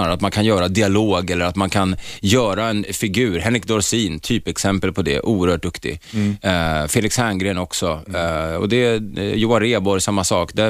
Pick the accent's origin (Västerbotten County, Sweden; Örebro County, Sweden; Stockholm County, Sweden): Stockholm County, Sweden; Stockholm; born there; Från Ringvägen. Ja, Södersjukhuset.